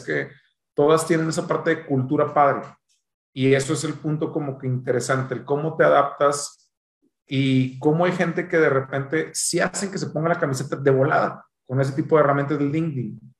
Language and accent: Spanish; Monterrey, Nuevo León, Mexico; soy de Monterrey